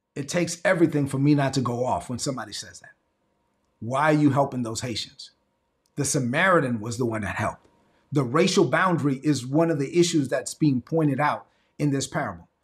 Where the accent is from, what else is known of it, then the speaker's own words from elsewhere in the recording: La Vega, Dominican Republic; moved away; my hometown of the Dominican Republic, La Vega